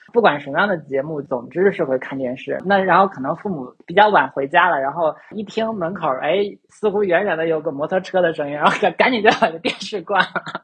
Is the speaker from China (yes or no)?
yes; China; 我在中国长大